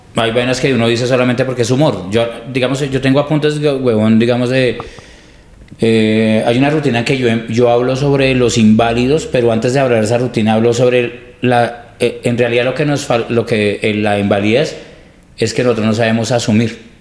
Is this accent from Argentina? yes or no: no; Colombia; somos colombianos